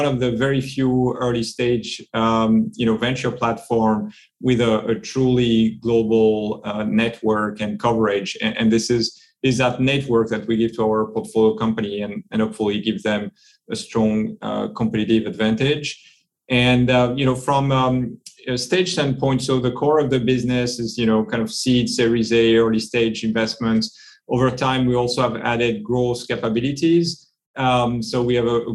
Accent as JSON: {"language": "English", "country": "France", "tie": "born or raised there", "also_born_or_lived": "Silicon Valley, United States", "second_language": "English", "moved": "as an adult", "lives_now": "London, United Kingdom", "said": "As you can guess from my accent, I'm from the other side of the channel. So I was born and raised in France"}